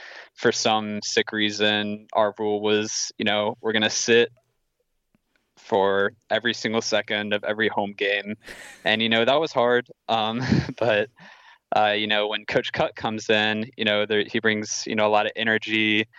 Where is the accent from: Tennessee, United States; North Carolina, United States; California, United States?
North Carolina, United States; Durham; I grew up in Durham